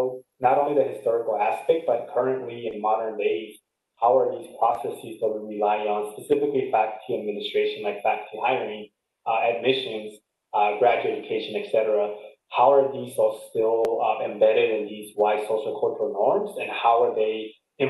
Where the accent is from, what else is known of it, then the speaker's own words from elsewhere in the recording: Los Angeles, California, United States; moved away as an adult; also born or lived in Montclair, New Jersey; I'm a son of Mexican immigrant parents who immigrated from Mexico, and they settled in LA, specifically San Fernando Valley